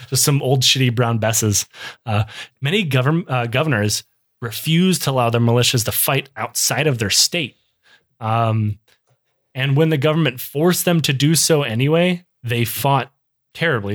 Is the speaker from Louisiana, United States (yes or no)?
no; Michigan, United States; I grew up in Michigan